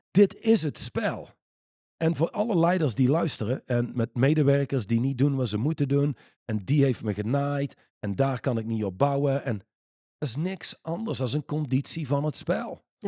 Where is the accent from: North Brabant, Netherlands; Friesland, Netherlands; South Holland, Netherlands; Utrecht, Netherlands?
North Brabant, Netherlands; Reusel; iemand waar ik opgegroeid ben in Reuzel